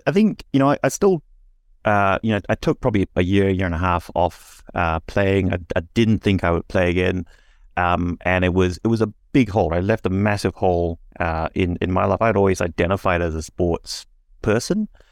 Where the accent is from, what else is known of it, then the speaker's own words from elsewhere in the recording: Singapore; now in Australia; I was born and raised in Singapore